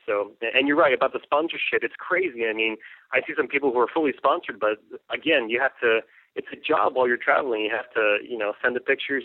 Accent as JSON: {"language": "English", "town": "El Paso", "region": "Texas", "country": "United States", "moved": "yes", "lives_now": "Austin, United States", "said": "I'm from the United States, directly from El Paso, Texas. I was raised uh, in a Mexican household. My whole family's from Mexico, and I was raised here in the States"}